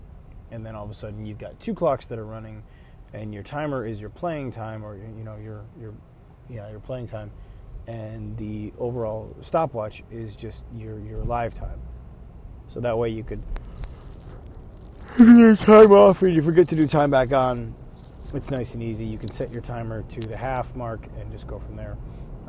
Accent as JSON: {"language": "English", "town": "Buffalo", "region": "New York", "country": "United States", "said": "I'm from Buffalo, New York, so it's... You never know what the weather's going to be like"}